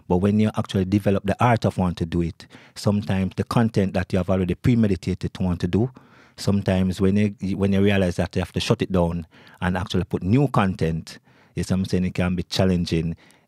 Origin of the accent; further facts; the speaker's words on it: Jamaica; I actually love the music, you know, because I'm from Jamaica, as I pointed out before.